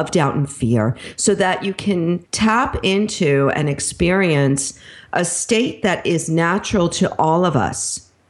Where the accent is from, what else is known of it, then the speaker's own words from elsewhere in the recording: Long Island, New York, United States; moved away; also born or lived in Brooklyn, New York / Pennsylvania; I was born in Brooklyn and then raised on Long Island, went to school in Manhattan. So I'm a true blood New Yorker